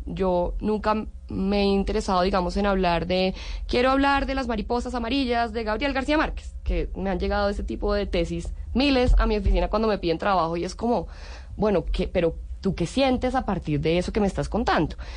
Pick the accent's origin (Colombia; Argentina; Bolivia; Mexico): Colombia; moved away as an adult; also born or lived in Italy; siempre me ha sentido muy colombiana, muy orgullosa ser colombiana